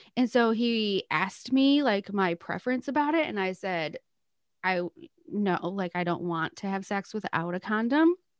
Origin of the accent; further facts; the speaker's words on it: Michigan, United States; I was from Michigan